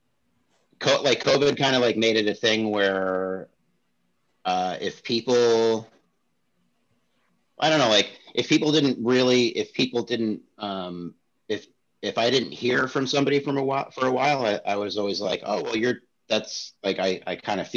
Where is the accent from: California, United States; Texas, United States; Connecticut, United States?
California, United States; San Francisco; moved away; I grew up in San Francisco